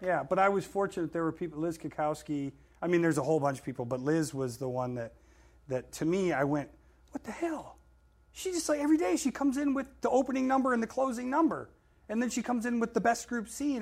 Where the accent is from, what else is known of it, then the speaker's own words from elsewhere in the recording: Florida, United States; moved away; also born or lived in New York; I lived in Florida. I grew up in Florida.